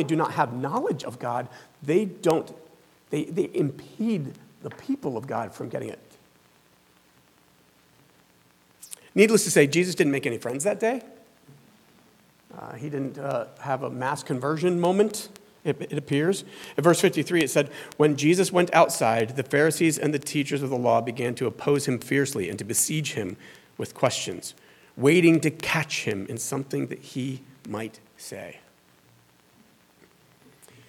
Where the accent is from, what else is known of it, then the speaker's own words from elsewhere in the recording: the Bible Belt, the South, United States; moved away; I was raised down in the South, in the Bible Belt